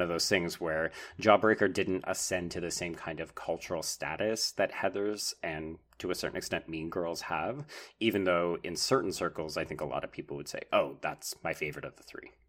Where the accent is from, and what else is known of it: Canada